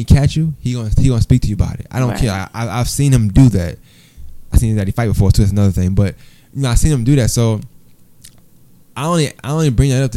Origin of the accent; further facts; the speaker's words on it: New York, United States; moved away; I was from New York